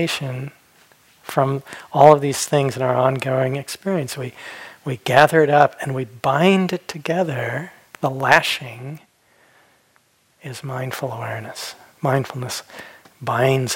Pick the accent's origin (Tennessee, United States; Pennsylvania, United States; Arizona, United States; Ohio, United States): Arizona, United States; Phoenix; When I was a kid, I grew up in Phoenix, Arizona, and we didn't have rivers.